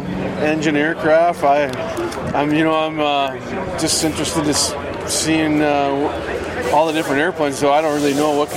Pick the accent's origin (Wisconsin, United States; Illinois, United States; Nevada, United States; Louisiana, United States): Wisconsin, United States; Oshkosh; Here in Oshkosh, actually.